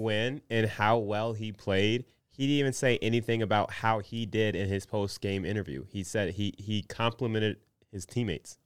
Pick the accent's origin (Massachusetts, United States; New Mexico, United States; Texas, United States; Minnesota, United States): Minnesota, United States; a Minnesotan